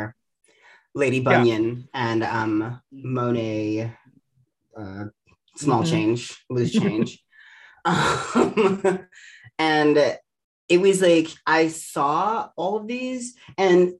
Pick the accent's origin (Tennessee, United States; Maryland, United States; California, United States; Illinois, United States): Maryland, United States; Baltimore; moved away; also born or lived in New York; I'm originally from Baltimore. I grew up in like the suburbs of Baltimore